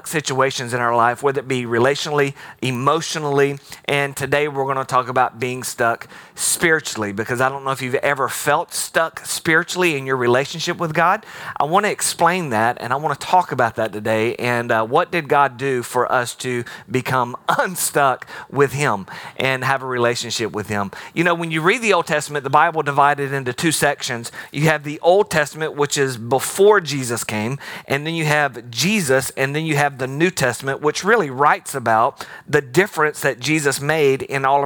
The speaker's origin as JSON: {"language": "English", "region": "Alabama", "country": "United States", "tie": "born or raised there", "moved": "yes", "said": "I grew up in Alabama"}